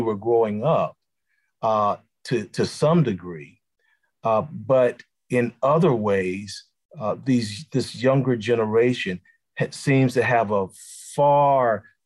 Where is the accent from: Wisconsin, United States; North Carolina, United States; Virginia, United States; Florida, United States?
North Carolina, United States; Rocky Mount; growing up in Rocky Mount, North Carolina